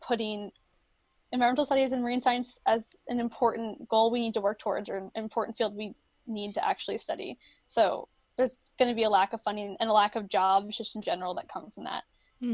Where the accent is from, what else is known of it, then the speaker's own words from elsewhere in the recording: Florida, United States; moved away; also born or lived in Maryland; I grew up in Florida. I went to the beach a lot, was always around water. And then when I moved to Maryland